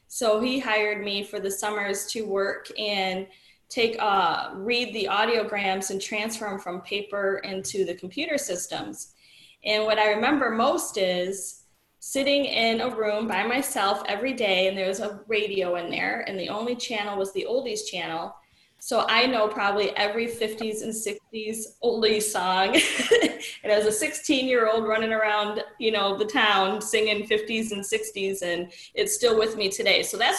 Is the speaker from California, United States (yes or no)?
no; Rockford, Illinois, United States; now in DeKalb, United States; I came from Rockford, Illinois.